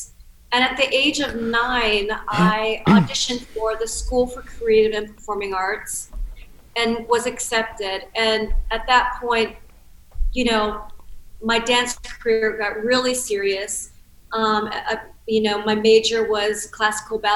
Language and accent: English; Cincinnati, Ohio, United States; I grew up in Cincinnati, Ohio